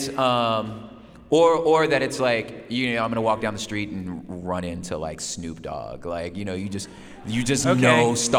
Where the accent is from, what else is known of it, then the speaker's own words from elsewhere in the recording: Los Angeles, California, United States; Los Angeles, South Central LA. That's where it all started for me. My dad's from Dallas, my mother's from DC.